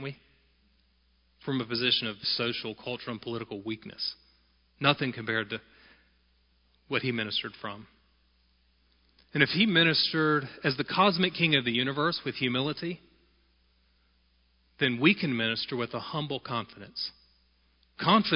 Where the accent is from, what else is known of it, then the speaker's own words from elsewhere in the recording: United States; Being an American is not the most important part of my identity, but is a necessary and inescapable part of my identity